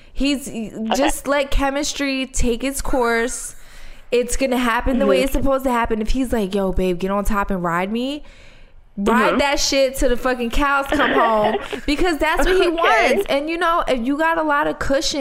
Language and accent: English; Philadelphia, Pennsylvania, United States; I grew up in South Philly.